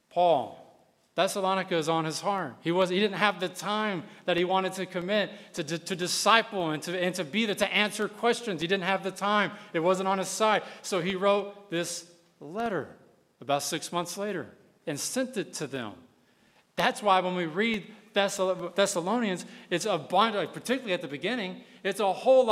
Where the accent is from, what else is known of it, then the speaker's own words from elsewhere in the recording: West Texas, United States; now in Gwinnett County, United States; I come from West Texas. I'm talking cowboys and stuff